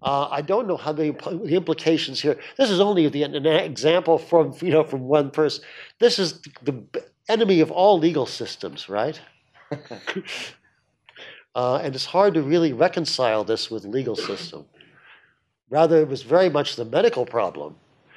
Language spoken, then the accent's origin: English; Arkansas, United States